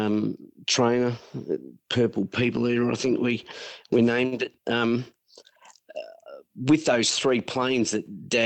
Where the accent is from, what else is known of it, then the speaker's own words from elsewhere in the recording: Sunbury, Victoria, Australia; also born or lived in Melbourne; now in Queensland, Australia; we grew up in Sunbury with mum and dad